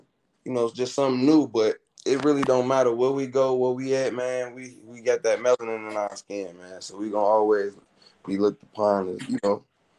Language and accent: English; Chicago, Illinois, United States; Chicago born, raised in Cayman City.